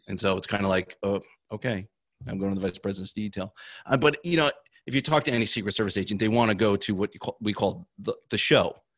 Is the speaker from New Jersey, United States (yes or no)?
yes; New Jersey, United States; I grew up in New Jersey